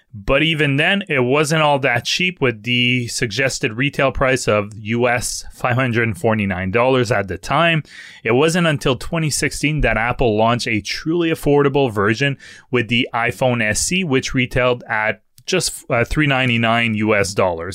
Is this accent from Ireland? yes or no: no; Canada; accent: French; English is a second language; my French accent